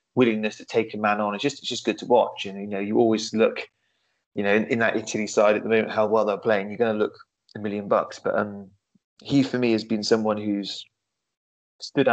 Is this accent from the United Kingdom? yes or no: yes; England, United Kingdom; we're English